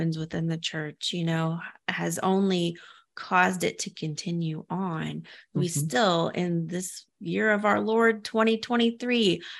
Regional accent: Midwest, United States; I grew up here in the Midwest and I struggle with some kind of pronunciation

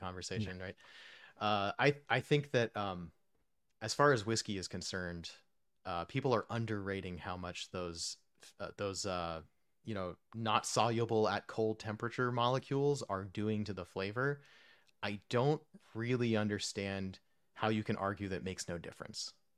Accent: Texas, United States; also born or lived in New Jersey / New York; my home state of Texas. Um, I lived there from when I was nine until end of college, so, like, most, most, most of my youth, I guess, in Texas

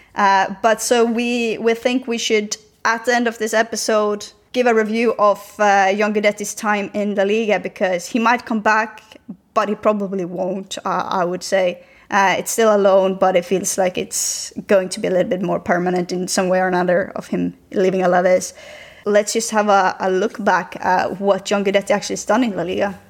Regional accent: Sweden; now in Spain; I said I was from Sweden

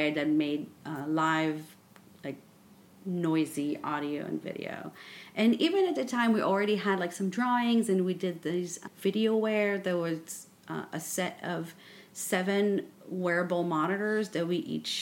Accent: Israel; also born or lived in Paris, France; now in New York, United States; I grew up in Israel and I went to school in Paris. And then I moved to New York

